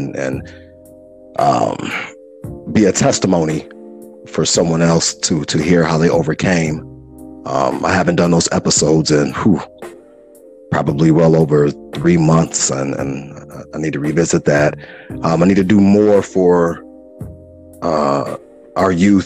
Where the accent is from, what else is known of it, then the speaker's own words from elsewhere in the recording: Chicago, Illinois, United States; as a Chicagoan from the Wild Wild